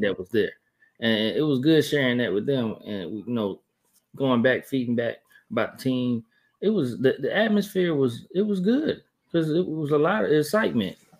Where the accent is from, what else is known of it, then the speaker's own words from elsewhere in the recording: Columbus, Georgia, United States; moved away as an adult; I'm from Columbus, Georgia